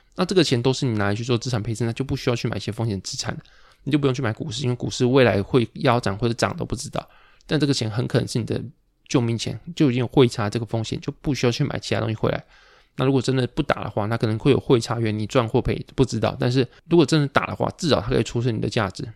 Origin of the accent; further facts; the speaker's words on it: Pingtung, Pingtung County, Taiwan; 我可能是屏东长大，屏东出生，但是我完全不会讲台语